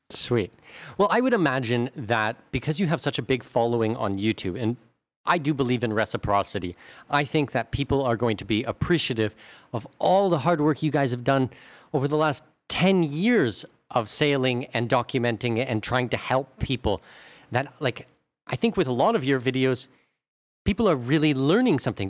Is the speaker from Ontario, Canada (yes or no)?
yes; Southwestern Ontario, Canada; I'm from Southwestern Ontario